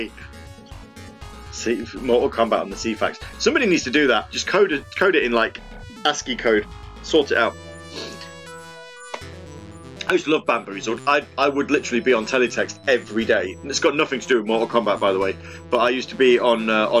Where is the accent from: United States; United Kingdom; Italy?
United Kingdom; we're British